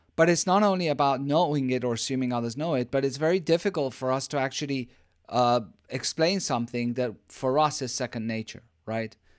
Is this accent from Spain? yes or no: yes; Spain; I'm from Spain.